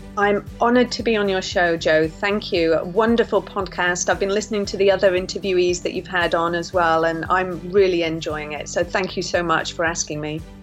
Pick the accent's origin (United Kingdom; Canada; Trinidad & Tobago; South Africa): United Kingdom; St Ives, South West England; also born or lived in Yorkshire; We're from St Ives in Cornwall, and um, my we moved down there because of my sick illness actually as a child